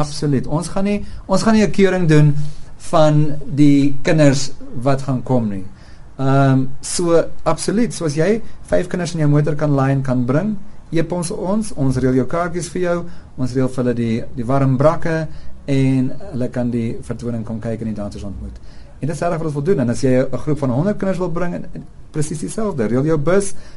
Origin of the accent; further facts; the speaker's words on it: South Africans and Gautengers, South Africa; ons as Suid-Afrikaners en Gautengers